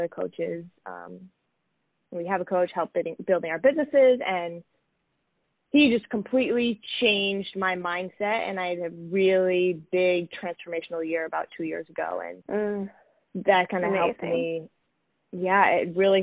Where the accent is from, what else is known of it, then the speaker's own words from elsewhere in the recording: Massachusetts, United States; moved away as an adult; also born or lived in Greenwich, Connecticut; I'm originally from Massachusetts